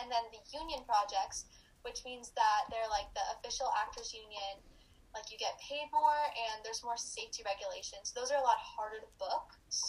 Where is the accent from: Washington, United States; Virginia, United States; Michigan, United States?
Washington, United States; Seattle; born there; also born or lived in New York; now in Los Angeles, United States; I was born in Seattle, actually, but then I moved to New York, and I did theater there up until last year, and now I'm signed for TV and film in Los Angeles.